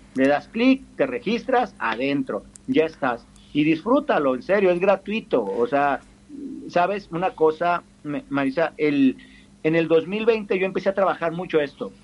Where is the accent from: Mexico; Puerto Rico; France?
Mexico